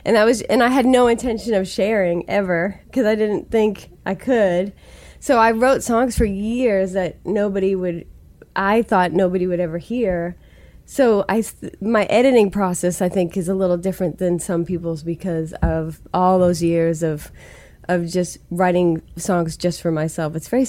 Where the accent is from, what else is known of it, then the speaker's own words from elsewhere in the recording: Stoughton, Massachusetts, United States; accent: Stoughton; I couldn't figure out how to make the words all make sense to people unless I got out of my Stoughton accent. I think I had a pretty solid Stoughton accent.